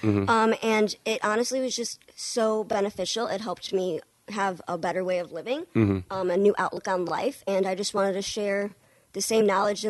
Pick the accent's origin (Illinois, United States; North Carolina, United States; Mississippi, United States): Illinois, United States; Chicago; moved away as an adult; now in Saugatuck, United States; We're from Chicago originally